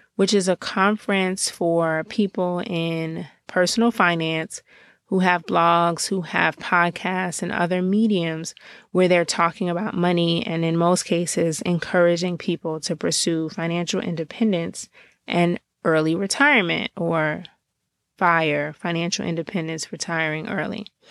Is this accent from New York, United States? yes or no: no; Georgia, United States; now in Washington, D.C., United States; I am Um, a girl born and raised in Georgia, but really living currently in the Washington, D C area